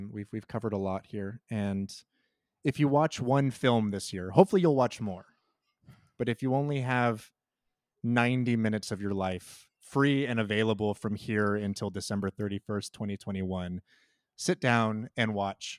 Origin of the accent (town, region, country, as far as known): United States